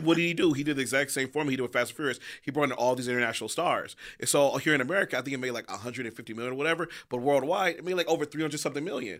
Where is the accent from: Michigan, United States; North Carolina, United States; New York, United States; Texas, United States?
Michigan, United States; Detroit; I'm from Detroit